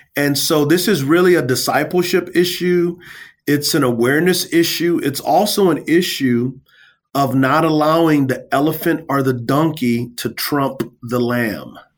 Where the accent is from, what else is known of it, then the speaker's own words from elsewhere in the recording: San Antonio, Texas, United States; I come from San Antonio, Texas. Uh, I grew up in the hood.